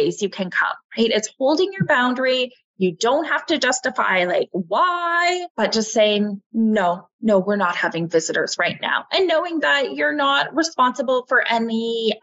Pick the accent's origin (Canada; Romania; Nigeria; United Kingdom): Canada; we are Canadian.